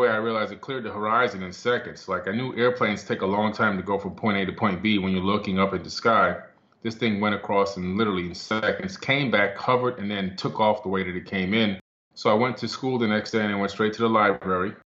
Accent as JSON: {"language": "English", "town": "Miami", "region": "Florida", "country": "United States", "tie": "born or raised there", "also_born_or_lived": "New York City", "said": "as a kid, back in Miami, Florida, we moved from New York City to Miami"}